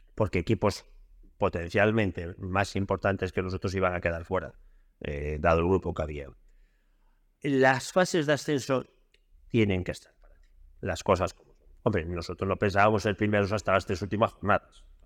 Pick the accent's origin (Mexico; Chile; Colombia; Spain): Spain; Lugo, Galicia; yo soy de Lugo